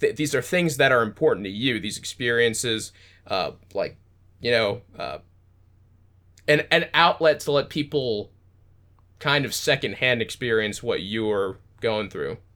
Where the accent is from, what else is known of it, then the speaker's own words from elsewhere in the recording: United States; I'm American